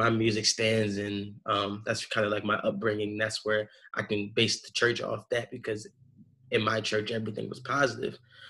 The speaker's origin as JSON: {"language": "English", "town": "Philadelphia", "region": "Pennsylvania", "country": "United States", "tie": "born or raised there", "said": "I'm originally from Philly. You know, they call it the city of brotherly love. I grew up in like a Baptist church"}